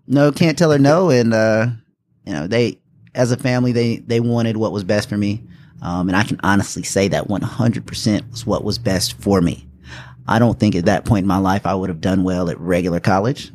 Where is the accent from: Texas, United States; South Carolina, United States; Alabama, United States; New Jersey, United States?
South Carolina, United States; Taylors; also born or lived in Indianapolis, Indiana / West Point, New York / Germany; I was born in Indianapolis, Indiana. We moved here when I was around six. Um, r, was raised here, so I guess you could say I'm really from Greenville, South Carolina, actually from Taylor's.